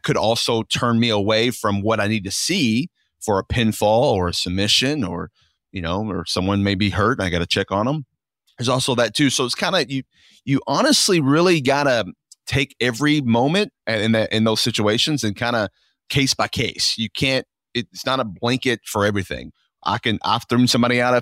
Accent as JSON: {"language": "English", "town": "Louisville", "region": "Kentucky", "country": "United States", "said": "I'm from here originally"}